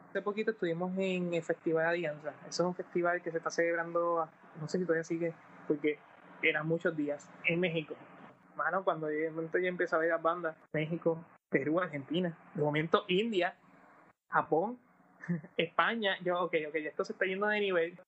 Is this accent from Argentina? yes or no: no; Puerto Rico; somos de Puerto Rico